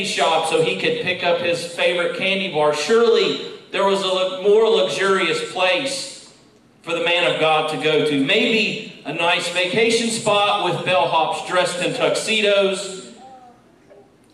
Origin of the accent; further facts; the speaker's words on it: West Virginia, United States; moved away; Growing up in West Virginia